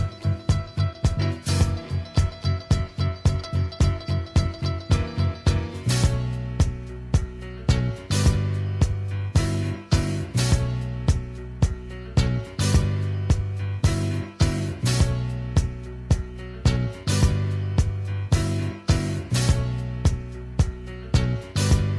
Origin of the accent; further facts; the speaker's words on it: New York, United States; growing up in New York